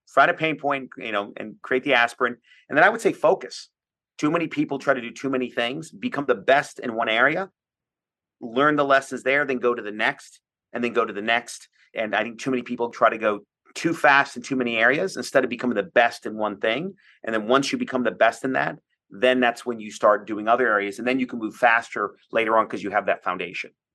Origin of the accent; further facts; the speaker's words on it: Washington, District of Columbia, United States; I'm from the Washington, D C area